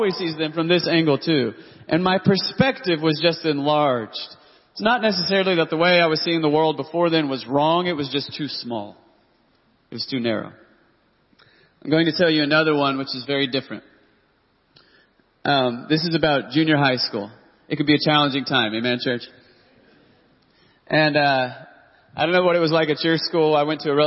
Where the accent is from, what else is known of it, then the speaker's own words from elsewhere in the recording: Dallas-Fort Worth area, Texas, United States; I grew up in the Dallas-Fort Worth area